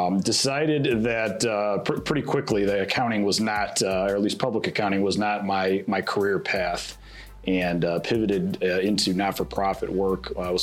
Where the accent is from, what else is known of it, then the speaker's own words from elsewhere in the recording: Cedar Lake, Indiana, United States; also born or lived in Southwest Michigan; I am a lifelong region resident, save a few years where I moved to Michigan. I grew up in Cedar Lake, Indiana, attended St. John the Evangelist Catholic School and Hanover Central 2004 graduate.